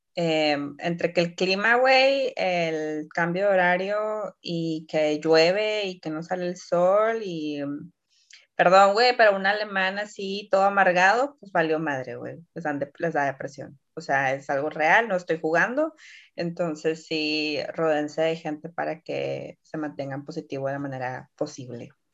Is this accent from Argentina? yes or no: no; Mexico; now in Poland; como buena mexicana